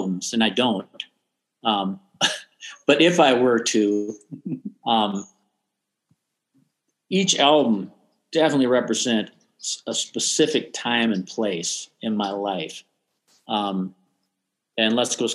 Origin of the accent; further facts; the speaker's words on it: Austin, Minnesota, United States; moved away; also born or lived in Twin Cities, Minnesota; Growing up in Austin has informed everything I've done since